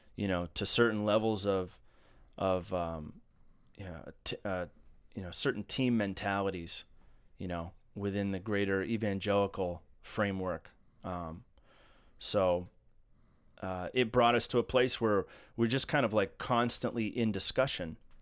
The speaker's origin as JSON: {"language": "English", "region": "Massachusetts", "country": "United States", "moved": "yes", "lives_now": "Baltimore, United States", "said": "I hail from Massachusetts originally, and I've been living in Baltimore for a while mm, 14 years"}